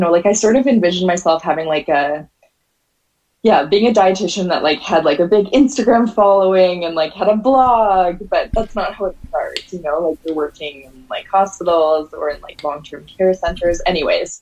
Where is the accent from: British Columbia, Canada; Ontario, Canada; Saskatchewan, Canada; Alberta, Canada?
Alberta, Canada; Calgary; moved away as an adult; also born or lived in Nova Scotia; I'm from Calgary, Alberta, and for some reason I decided that like I just wanted to change my whole life, and I wanted to get like as far away from like my hometown and like my high school as possible